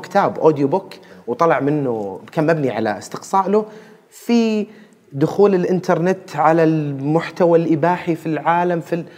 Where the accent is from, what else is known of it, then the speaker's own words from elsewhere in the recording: Saudi Arabia; عندنا في السعودية هنا